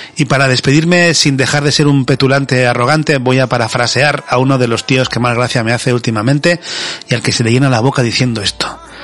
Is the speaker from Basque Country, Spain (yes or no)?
yes; Basque Country, Spain